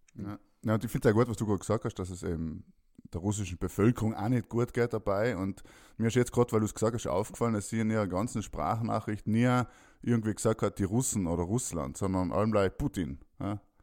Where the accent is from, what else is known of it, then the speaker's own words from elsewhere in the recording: South Tyrol, Trentino-Alto Adige, Italy; Mir als Südtiroler